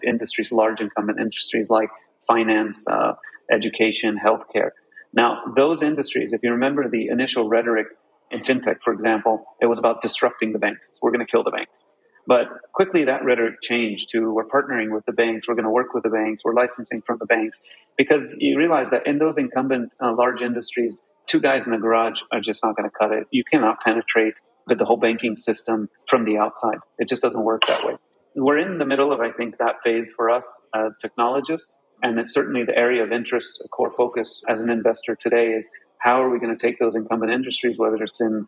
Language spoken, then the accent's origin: English; Los Angeles, California, United States; my background started in Los Angeles. I was born there to both my parents are Egyptian, kind of what they call like a multicultural kid, but never really lived in the Middle East.